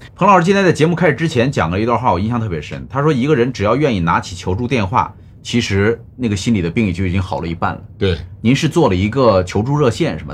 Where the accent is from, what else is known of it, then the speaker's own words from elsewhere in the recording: China; 我们中国人讲叫江山易改，本性难移